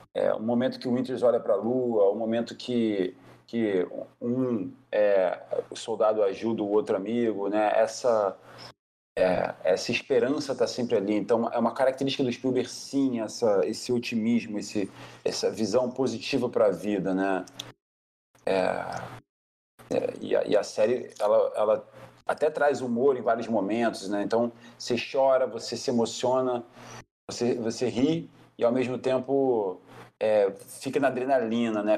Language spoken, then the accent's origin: Portuguese; Brazil; Como brasileiro